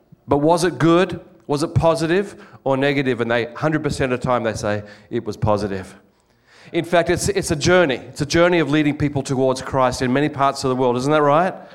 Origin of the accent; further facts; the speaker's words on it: Australia; moved away as an adult; now in Japan; We're actually from Australia